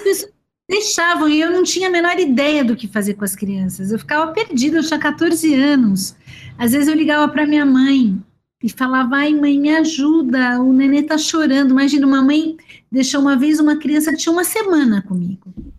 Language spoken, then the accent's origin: Portuguese; Araraquara, São Paulo, Brazil; also born or lived in Campinas; now in São Paulo, Brazil; eu nasci em Araraquara